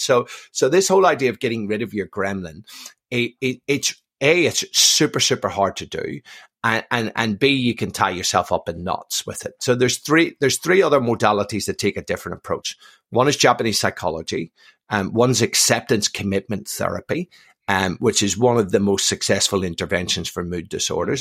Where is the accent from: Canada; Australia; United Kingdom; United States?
United Kingdom; Belfast, Northern Ireland; born and raised in Belfast, um, um, from a mixed marriage